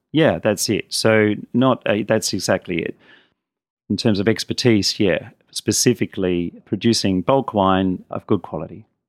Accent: Adelaide, South Australia, Australia; I grew up in Adelaide

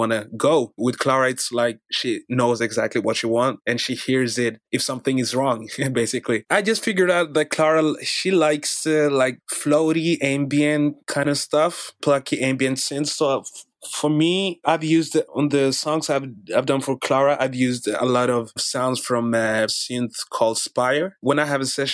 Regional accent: Norway; also born or lived in Democratic Republic of the Congo; I'm basically from the Democratic Republic of Congo. Came to Norway when I was 4. I've been living in Norway since.

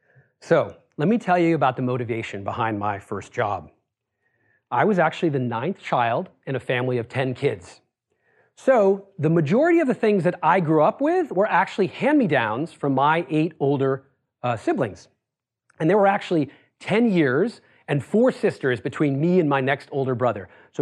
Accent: Worcester, Massachusetts, United States; So I grew up in Worcester, Massachusetts. Any of you know Worcester? A couple of you. It's about it's a working class city about an hour west of Boston.

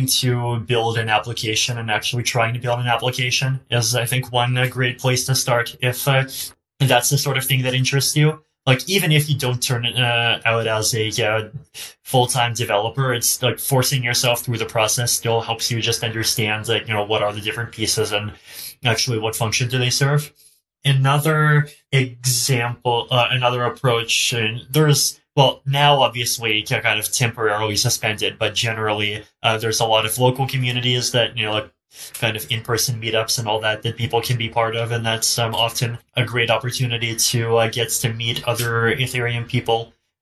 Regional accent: Canada; I'm Canadian

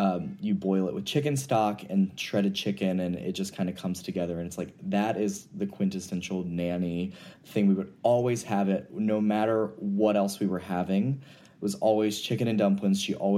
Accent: the South, United States; growing up in the South, in a, you know, pretty religious family.

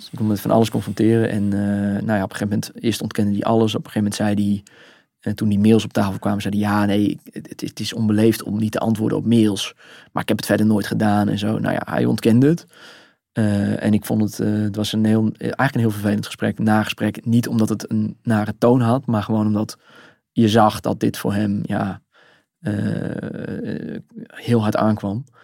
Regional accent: Netherlands; nou, we komen uit Nederland, we zijn journalist

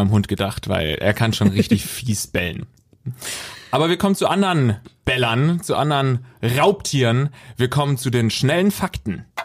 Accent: Baden-Württemberg, Germany; Ganz in der Nähe von meiner Heimat.

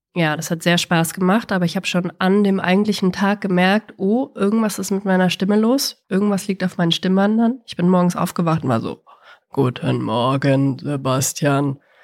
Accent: Bavaria, Germany; mir als Bayerin

